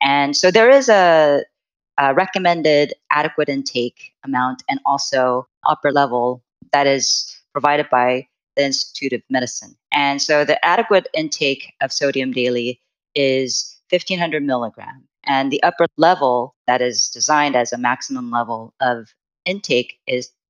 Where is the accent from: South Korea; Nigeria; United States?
South Korea; moved away; I am originally from Korea